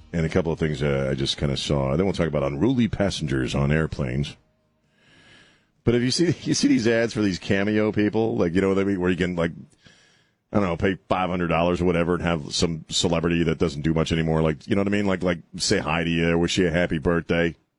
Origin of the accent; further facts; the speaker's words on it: East Coast, United States; I'm from the East Coast. We don't like to we don't like our lips and tongues to touch the bone.